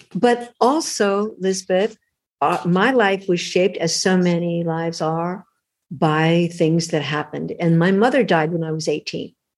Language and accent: English; Los Angeles, California, United States; I grew up in LA. I was born in Hollywood, California, of all the crazy places to be born.